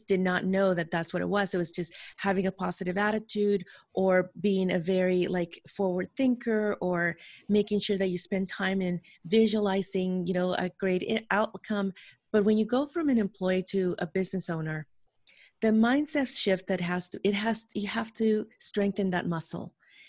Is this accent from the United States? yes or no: yes; San Francisco, California, United States; born there; English is a second language; I was born in San Francisco, California, but I spent my childhood in another country. So when I came back here at 11 years old, I didn't know how to speak English.